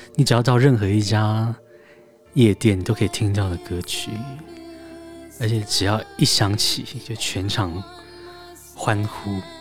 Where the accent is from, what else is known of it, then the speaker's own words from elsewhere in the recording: Taiwan; 这是我的，我的故乡